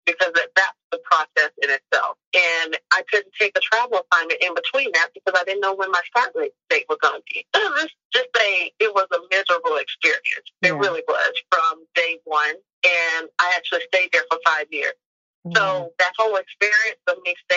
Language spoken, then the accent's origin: English; Charleston, South Carolina, United States; born or raised there; moved away as an adult; also born or lived in Norfolk, Virginia; now in Wilmington, United States